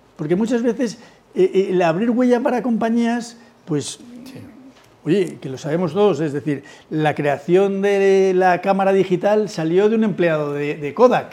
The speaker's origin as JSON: {"language": "Spanish", "country": "Spain"}